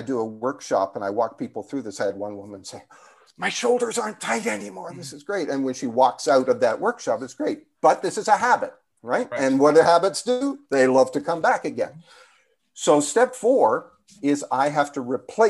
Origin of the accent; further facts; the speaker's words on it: Canada; moved away; being Canadian, I actually have dual citizenship, but anyway, the Canadian in me is still there